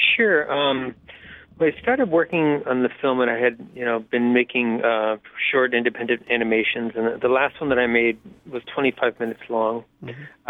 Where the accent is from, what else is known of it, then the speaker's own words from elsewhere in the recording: Pittsburgh, Pennsylvania, United States; I grew up in Pittsburgh